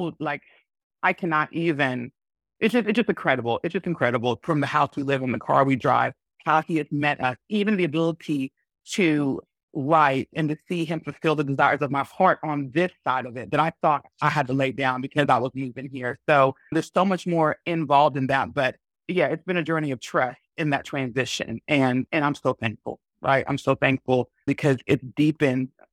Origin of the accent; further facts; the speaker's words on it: Alabama, United States; moved away as an adult; also born or lived in Washington, D.C. / Tennessee / Huntsville; now in Iceland; I was born in the States, you know, born and majority of my time raised in Alabama, lived a little bit in the DC area and in Tennessee